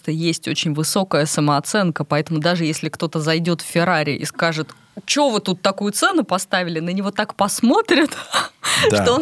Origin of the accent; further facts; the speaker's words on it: Togliatti, Samara Oblast, Russia; Я из Тольятти.